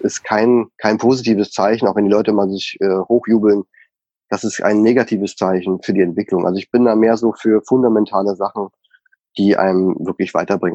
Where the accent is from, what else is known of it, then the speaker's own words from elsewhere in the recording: Bavaria, Germany; moved away as an adult; Wir kommen nur aus Bayern und lieben an unseren Leberkäse, unsere Weißwurst.